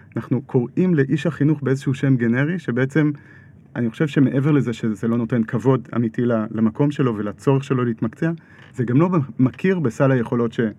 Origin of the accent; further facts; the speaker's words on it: Kfar Adumim, Judea and Samaria, Israel; אני עוד גדלתי בכפר דומים, יישוב מעורב, חילונים דתיים